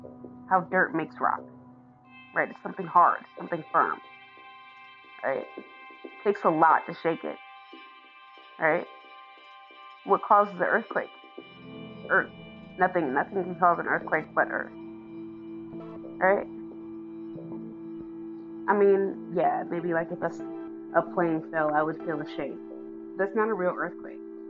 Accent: United States; I'm from America.

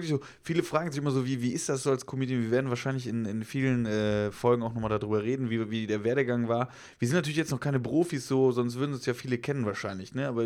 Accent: Rhineland-Palatinate, Germany; ursprünglich äh, komme ich aus dem Westerwald tatsächlich. Westerwald ist äh, gar nicht so weit weg von Köln, 60 Kilometer südlich von Köln.

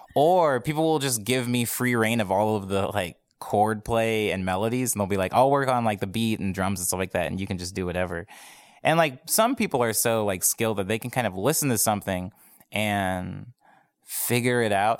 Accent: Arizona, United States; moved away as an adult; now in Los Angeles, United States; I'm from Arizona. I moved here almost three years ago, um, like, at the very, very beginning, like, New Year's Day of, uh, two thousand fifteen. Um, but I spent my entire life in Arizona before then

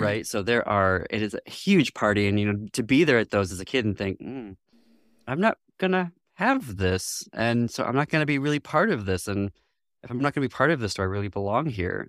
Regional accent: northwest lower Michigan, United States; also born or lived in France; I ultimately was born in northwest lower Michigan.

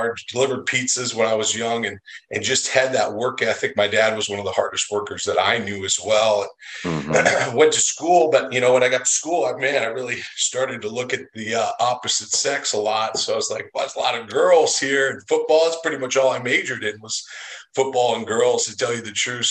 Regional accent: North Dakota, United States; I'm born and raised in North Dakota

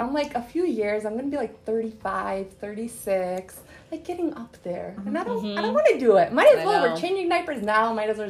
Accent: Chicago, Illinois, United States; first language Arabic; English is a second language; moved away as an adult; now in Millsap, United States; I was born and raised in America, in Chicago, but I had to go to ESL.

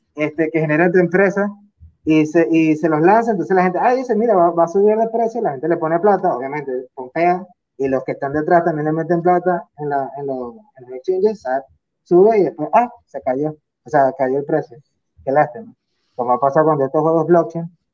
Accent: Venezuela; moved away as an adult; also born or lived in United Arab Emirates; yo soy de Venezuela

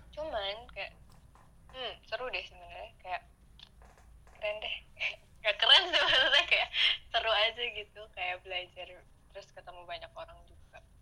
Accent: Indonesia; moved away; gue dari Indo

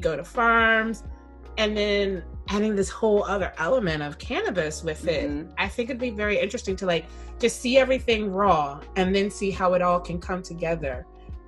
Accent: Maryland, United States; now in Washington, DC, United States; I live in DC. I'm from Maryland. I am a DMV native.

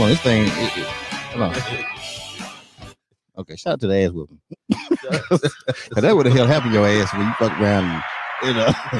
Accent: North Carolina, United States; I'm from North Carolina, right?

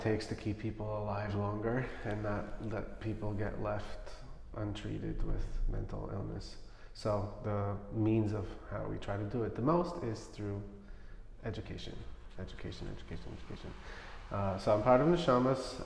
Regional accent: New York City, New York, United States; I grew up in Crown Heights

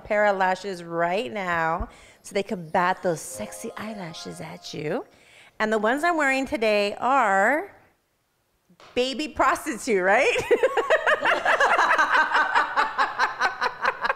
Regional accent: Los Angeles, California, United States; I'm from Los Angeles, California.

